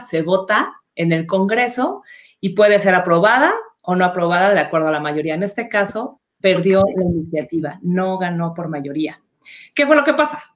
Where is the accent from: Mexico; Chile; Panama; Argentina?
Mexico; nuestro país